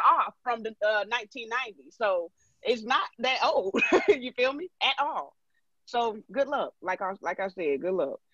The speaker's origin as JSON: {"language": "English", "region": "Georgia", "country": "United States", "tie": "born or raised there", "moved": "yes"}